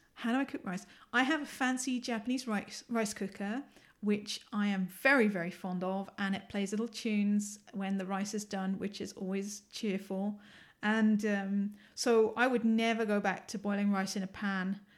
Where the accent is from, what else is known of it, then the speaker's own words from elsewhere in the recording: London, United Kingdom; accent: English; moved away as an adult; now in Ann Arbor, United States; I'm originally from the U K. I was born in London. I'm a Londoner.